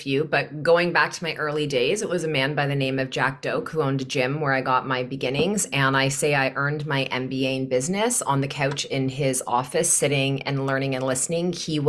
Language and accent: English; Newmarket, Ontario, Canada; now in Kelowna, Canada; I am from Newmarket, Ontario, and I live in Kelowna, BC now.